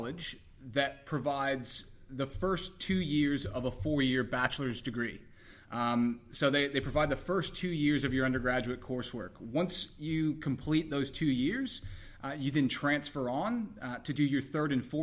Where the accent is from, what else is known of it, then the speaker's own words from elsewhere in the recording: Texas, United States; moved away as an adult; now in Australia; I grew up in Texas originally